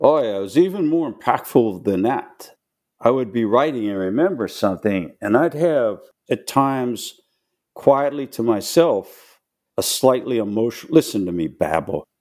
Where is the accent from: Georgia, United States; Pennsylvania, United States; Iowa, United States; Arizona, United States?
Pennsylvania, United States; Pittsburgh; moved away as an adult; now in Charlotte, United States; Born and raised in Pittsburgh, Pennsylvania.